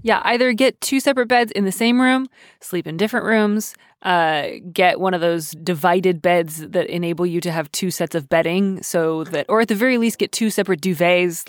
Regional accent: Midwest, United States; I am Midwestern

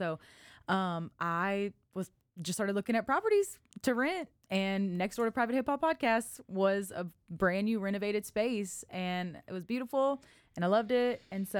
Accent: Lafayette, Louisiana, United States; born there; now in Waco, United States; So I'm not a Waco native. I was born in Lafayette, Louisiana.

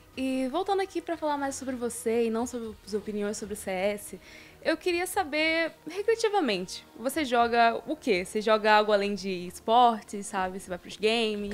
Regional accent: Rio de Janeiro, Brazil; now in São Paulo, Brazil; tanto eu quanto a Vinícius somos do Rio.

